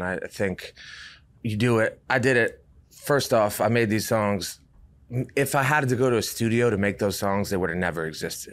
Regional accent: Rhode Island, United States; moved away as an adult; also born or lived in Durham, North Carolina; I was from Rhode Island

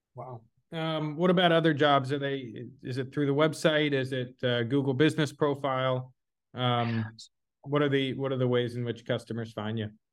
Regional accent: Dallas, Texas, United States; moved away; I'm from Dallas originally

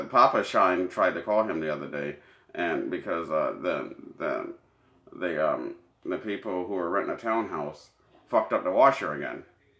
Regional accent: Canada; Oh, I loved it. I'm Canadian.

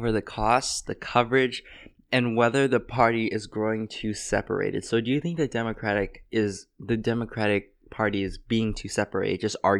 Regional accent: United States; I'm Asian. I'm Chinese American.

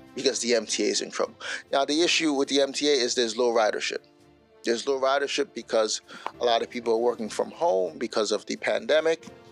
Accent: New York City, New York, United States; moved away; my time growing up in Bushwick, Brooklyn

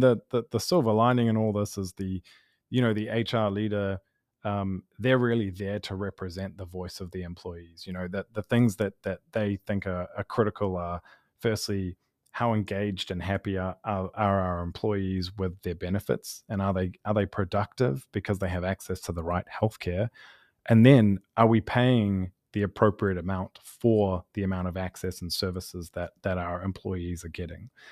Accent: New Zealand; now in Los Angeles, United States; I'm from New Zealand originally

